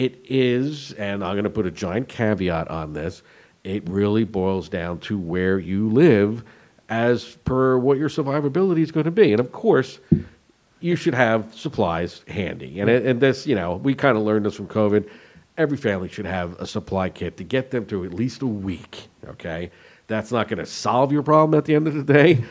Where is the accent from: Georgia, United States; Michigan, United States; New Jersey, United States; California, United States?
New Jersey, United States; growing up in New Jersey